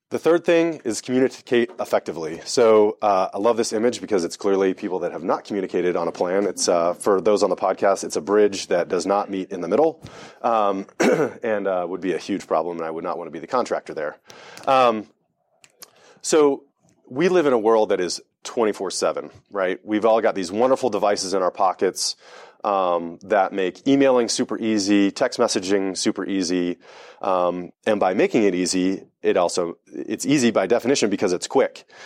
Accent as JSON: {"language": "English", "region": "Delaware", "country": "United States", "tie": "born or raised there", "said": "I grew up in Delaware"}